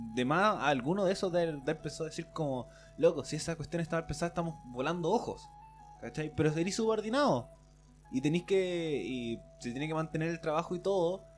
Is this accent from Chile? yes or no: yes; Chile